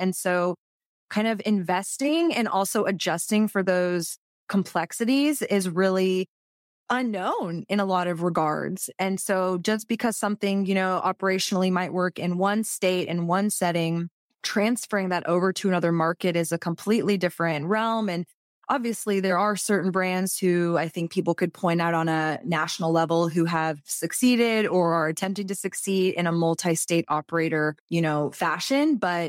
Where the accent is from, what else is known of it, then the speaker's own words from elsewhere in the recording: Texas, United States; especially as a Texan, where people are, you know, when's legalization going to come?